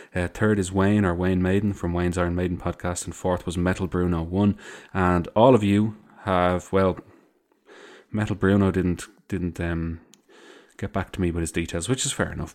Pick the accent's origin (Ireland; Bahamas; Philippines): Ireland; I also say lads 'cause I am Irish